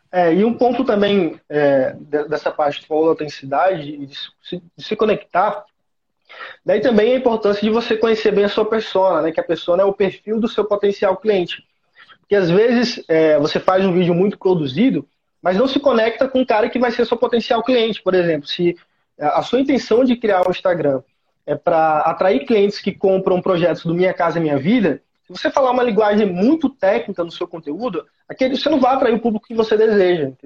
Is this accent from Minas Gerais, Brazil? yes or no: no; Teresina, Piauí, Brazil; sou natural de Teresina, Piauí, Nordeste